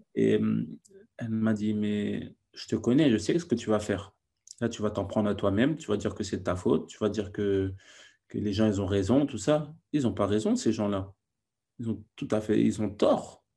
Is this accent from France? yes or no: yes; France; also born or lived in Senegal / Naples, Italy; now in England; je suis français, je parle italien, je suis euh, sénégalais, je parle peul.